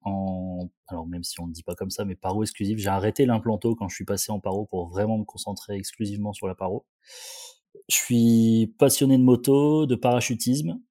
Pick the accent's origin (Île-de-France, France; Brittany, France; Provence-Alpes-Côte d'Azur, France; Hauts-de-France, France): Hauts-de-France, France; Condé-sur-l'Escaut; Je suis né à Condé-sur-Escaut. C'est une petite ville à un quart d'heure de Valenciennes